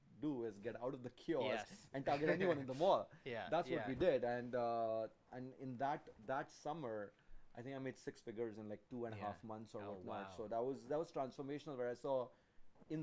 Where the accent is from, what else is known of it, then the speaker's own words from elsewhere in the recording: India; also born or lived in London, Ontario, Canada; now in Canada; I'm Indian